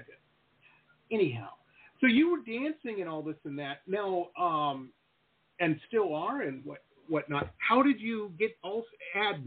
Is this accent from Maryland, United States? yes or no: no; Detroit, Michigan, United States; now in South Florida, United States; And we grew up in Detroit. You know, we were living in Detroit at the time, Metro Detroit.